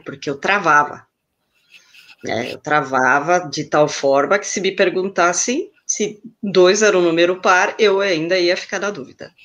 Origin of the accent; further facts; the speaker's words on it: Chile; now in São Paulo, Brazil; eu nasci no Chile, mas eu moro aqui em São Paulo, no ABC